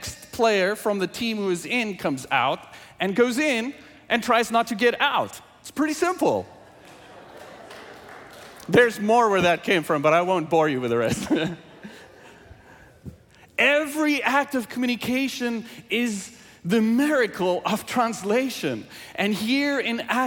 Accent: South Africa; first language Afrikaans; English is a second language; moved away; English is my second language, and I grew up speaking Afrikaans from South Africa

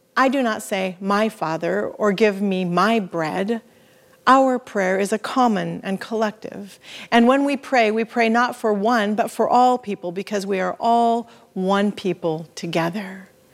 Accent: the Northwest, Pacific Northwest, United States; We're from the Northwest.

